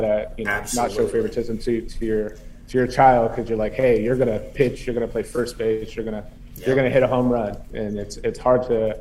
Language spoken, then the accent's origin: English; Los Gatos, California, United States; I'm from Los Gatos, California, out here on the West Coast, the Bay Area.